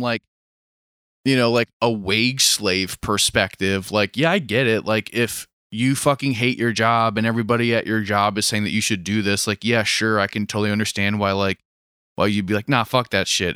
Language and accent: English; Maryland, United States; I was from Maryland